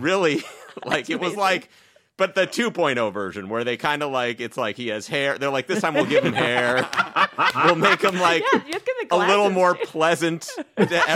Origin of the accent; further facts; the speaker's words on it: Massachusetts, United States; coming from Massachusetts